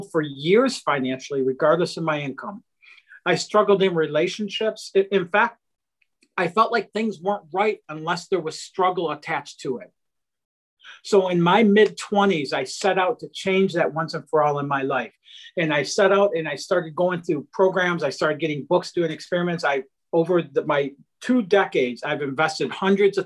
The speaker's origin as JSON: {"language": "English", "area": "outside of Detroit", "region": "Michigan", "country": "United States", "tie": "born or raised there", "said": "I grew up in outside of Detroit, Michigan, in a really low income blue collar family"}